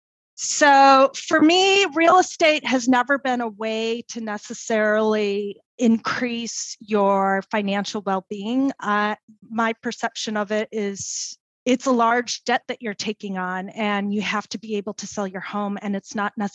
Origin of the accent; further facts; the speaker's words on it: Detroit, Michigan, United States; moved away; I grew up in Detroit